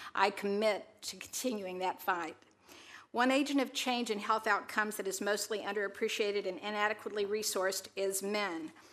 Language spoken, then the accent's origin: English; Texas, United States; a single mom in my hometown in Texas